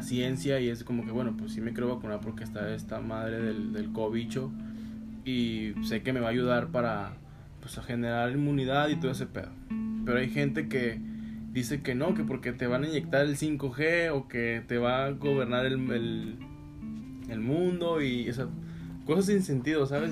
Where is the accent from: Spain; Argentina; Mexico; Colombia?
Mexico; Gómez Palacio, Durango; yo soy de aquí de Gómez